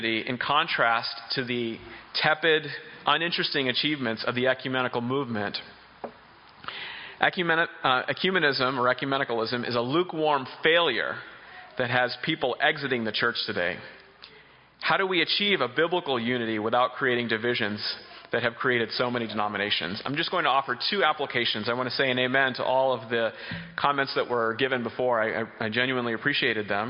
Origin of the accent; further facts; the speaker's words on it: Boston, Massachusetts, United States; I'm from Boston, Massachusetts